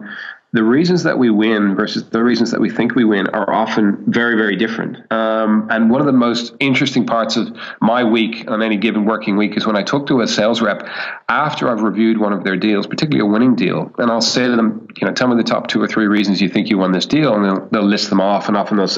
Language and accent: English; Ireland; moved away as an adult; now in Sydney, Australia; I'm actually Irish and spent most of my formative years in Ireland